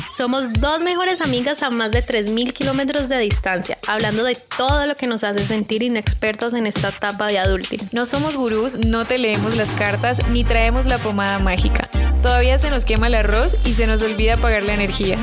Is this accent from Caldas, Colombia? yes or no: no; Cali, Valle del Cauca, Colombia; como típico caleño